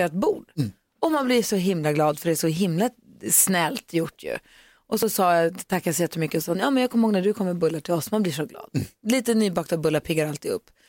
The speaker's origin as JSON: {"language": "Swedish", "town": "Luleå", "region": "Norrbotten County", "country": "Sweden", "said": "i Luleå, där jag kommer ifrån"}